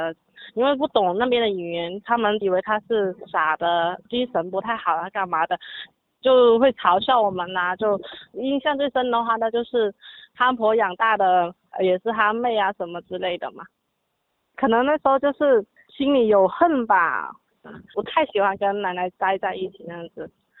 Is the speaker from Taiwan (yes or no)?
no; Yangchun, Guangdong, China; 我来自广东阳春市